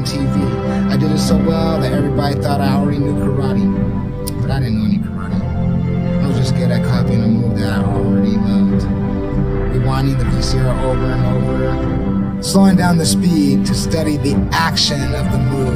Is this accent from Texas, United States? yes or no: no; Los Angeles, California, United States; I was born in Los Angeles, California in 1976 and raised in Hollywood, California